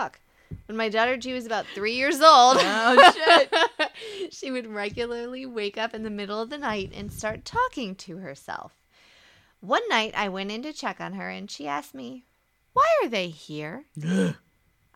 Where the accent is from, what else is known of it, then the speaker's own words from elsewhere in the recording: Virginia, United States; accent: Southern; moved away; I'm originally from Virginia, and I actually speak like this